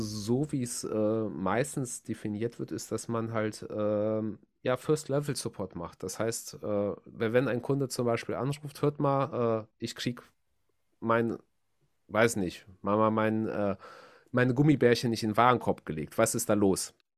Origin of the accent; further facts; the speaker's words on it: Germany; Bei uns in Deutschland